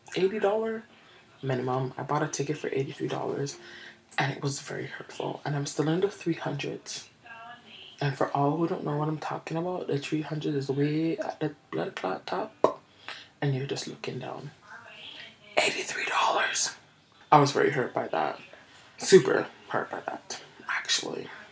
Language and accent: English; Canada